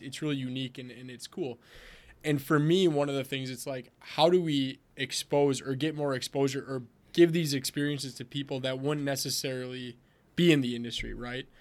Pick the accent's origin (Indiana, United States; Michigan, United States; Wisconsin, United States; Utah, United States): Wisconsin, United States; I'm from Wisconsin, so we drink a lot of beer here